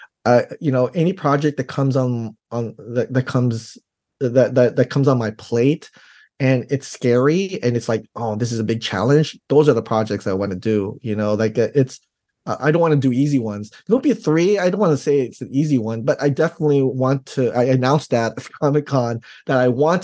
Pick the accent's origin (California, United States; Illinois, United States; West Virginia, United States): California, United States; Daly City; growing up in Daly City